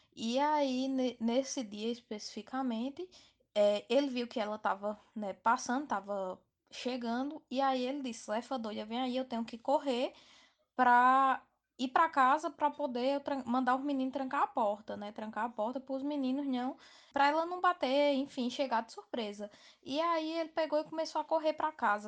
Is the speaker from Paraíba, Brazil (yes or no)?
yes; Campina Grande, Paraíba, Brazil; sou de Campina Grande, na Paraíba